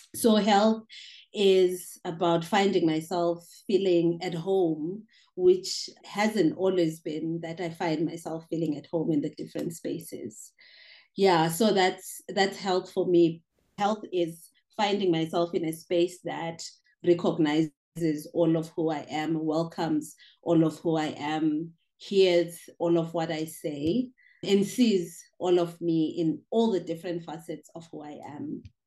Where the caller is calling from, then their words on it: Johannesburg, Gauteng, South Africa; English is a second language; I am calling from Johannesburg, South Africa, and I'm a migration scholar and poet, yeah, based in South Africa.